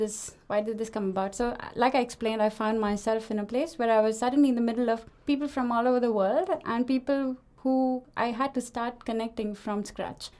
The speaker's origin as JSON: {"language": "English", "country": "India", "moved": "as an adult", "lives_now": "Denmark", "said": "I am from India, as you can probably hear it"}